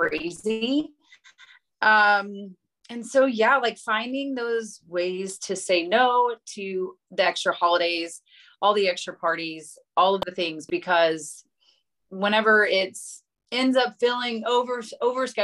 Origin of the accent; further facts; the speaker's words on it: Oklahoma, United States; moved away as an adult; we're from Oklahoma originally